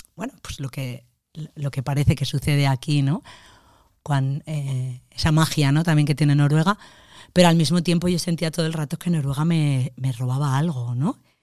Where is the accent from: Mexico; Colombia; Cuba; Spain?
Spain; Valencia, Valencian Community; soy creadora, soy actriz, vengo de Valencia